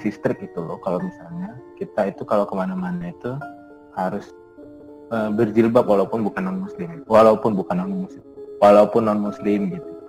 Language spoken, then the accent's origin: Indonesian; Medan, North Sumatra, Indonesia; also born or lived in Banda Aceh; Jadi uh, eh, gue kan sebenarnya kan aslinya orang Medan nih kan. Hmm. Lahir di Medan, besar di Medan. Nah, orangnya bukan orang Medan, orang Padang. Jadi tuh gue sempat kuliah tuh berapa empat tahun itu di hmm. Banda Aceh